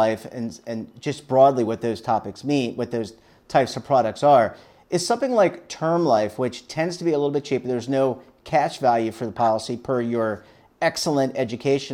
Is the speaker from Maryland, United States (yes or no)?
yes; Baltimore, Maryland, United States; now in Charlotte, United States; my father is in Timonee, Maryland, where I grew up in Baltimore, and I am in Charlotte, North Carolina, where I live with my wife